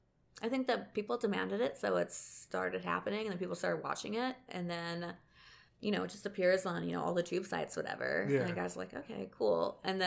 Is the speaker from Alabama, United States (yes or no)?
yes; Alabama, United States; I'm from Alabama, so our slogan is, at least we're not Mississippi.